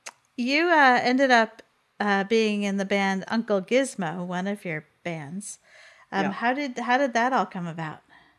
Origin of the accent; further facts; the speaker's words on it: New York, United States; also born or lived in Boston area, Massachusetts; now in Vermont, United States; I grew up in New York State, but I've lived in the Boston area for 20 years for being in Vermont now.